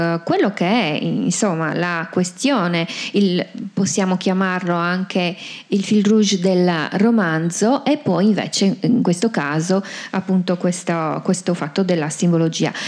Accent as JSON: {"language": "Italian", "region": "Sardinia", "country": "Italy", "said": "sono tipiche delle, delle nostre parti"}